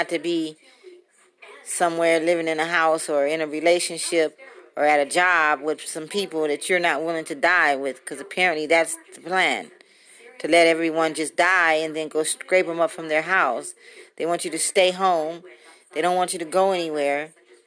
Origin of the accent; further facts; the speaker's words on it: Compton, California, United States; now in Las Vegas, United States; I am from Compton, currently residing in Las Vegas